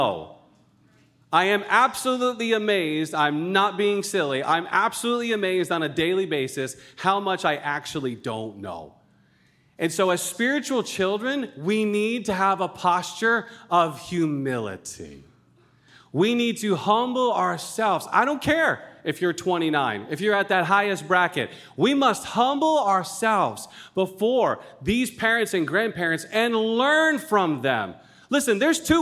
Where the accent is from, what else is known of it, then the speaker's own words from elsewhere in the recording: Rhode Island, United States; also born or lived in Colorado; I'm born and raised in Rhode Island. I'm a New Englander all the way